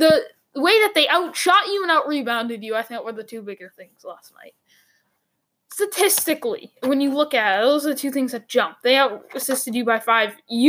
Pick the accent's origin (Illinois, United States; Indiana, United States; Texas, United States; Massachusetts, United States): Massachusetts, United States; Boston; I'm from Boston.